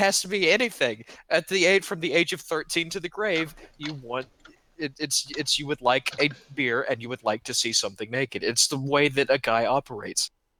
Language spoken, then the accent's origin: English; East Texas, United States; it's called East Texas. No, it's where I'm from. I'm not from Texas in the usual sense.